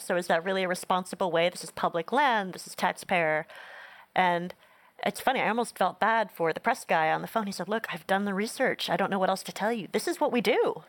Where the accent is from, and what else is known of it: Northeast, United States; born or raised there